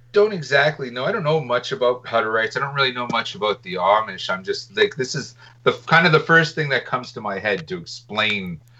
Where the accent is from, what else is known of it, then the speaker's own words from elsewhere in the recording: Canada; I think you undercharged me because I'm Canadian.